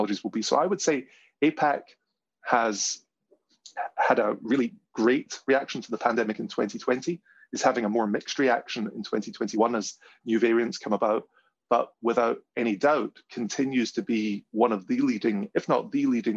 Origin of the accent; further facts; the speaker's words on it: Glasgow, Scotland, United Kingdom; my hometown in Glasgow